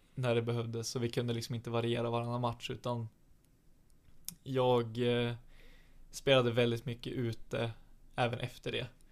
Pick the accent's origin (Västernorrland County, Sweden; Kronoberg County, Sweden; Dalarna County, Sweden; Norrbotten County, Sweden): Västernorrland County, Sweden; Alnö; now in Sundsvall, Sweden; jag växte upp på Alnö